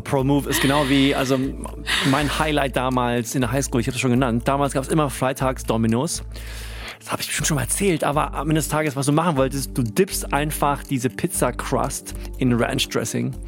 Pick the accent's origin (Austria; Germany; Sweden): Sweden; moved away; aus meinem Heimatland